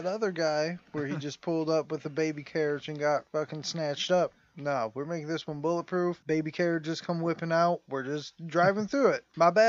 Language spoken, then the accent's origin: English; United States; I get to hate him because I'm American.